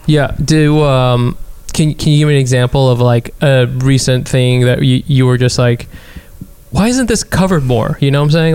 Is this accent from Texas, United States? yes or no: yes; Texas, United States; in Texas, when I was growing up in Texas